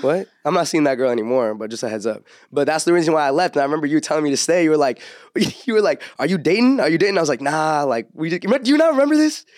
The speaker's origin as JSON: {"language": "English", "area": "Orange County", "region": "California", "country": "United States", "tie": "born or raised there", "said": "I grew up in like Orange County"}